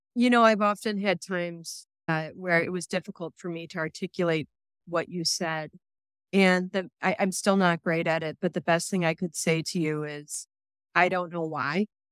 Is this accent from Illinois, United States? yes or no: yes; Chicago, Illinois, United States; moved away as an adult; now in Ohio, United States; I was born and bred in Chicago